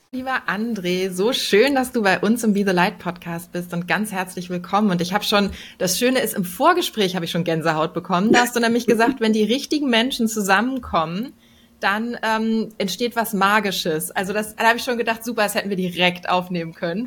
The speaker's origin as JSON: {"language": "German", "region": "Hamburg", "country": "Germany", "said": "als Hamburgerin"}